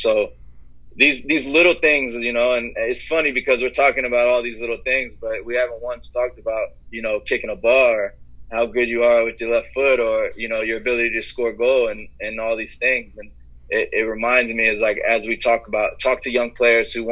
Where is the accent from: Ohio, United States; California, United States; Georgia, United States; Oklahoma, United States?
Ohio, United States; Dayton; I'm from Ohio, born in Dayton, Ohio